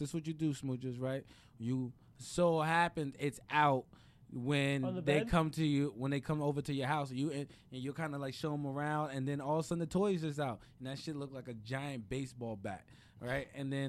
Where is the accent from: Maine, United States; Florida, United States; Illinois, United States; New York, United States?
New York, United States; New York City; I'm from Brooklyn, dog.